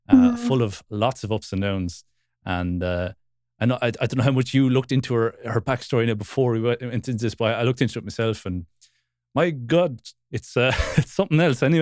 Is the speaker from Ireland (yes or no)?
yes; Wexford, Leinster, Ireland; I'm from Wexford